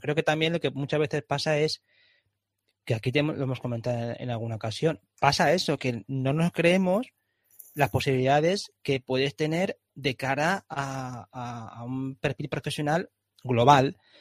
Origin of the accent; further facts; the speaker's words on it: Valencia, Valencian Community, Spain; a mí me encanta vivir en Valencia, yo soy valenciano